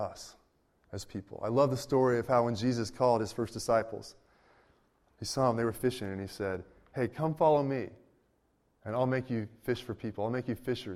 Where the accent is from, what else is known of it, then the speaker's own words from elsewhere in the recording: Berkeley, California, United States; I grew up in the Berkeley area